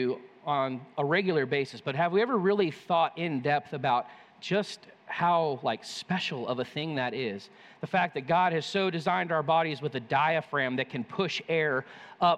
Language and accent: English; California, United States; moved away; I grew up in California